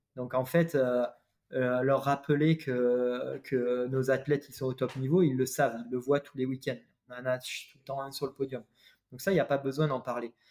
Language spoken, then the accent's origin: French; France; nous en tant que Français